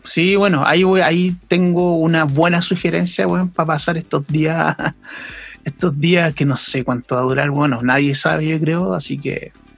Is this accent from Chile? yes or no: yes; Chile; nosotros como pueblo chileno